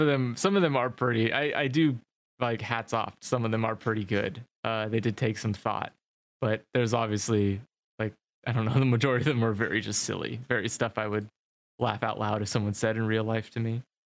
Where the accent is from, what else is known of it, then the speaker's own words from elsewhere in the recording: United States; I'm American